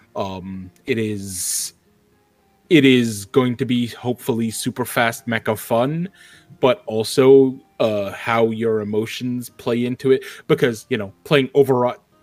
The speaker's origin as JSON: {"language": "English", "region": "New York", "country": "United States", "said": "I'm a New Yorker"}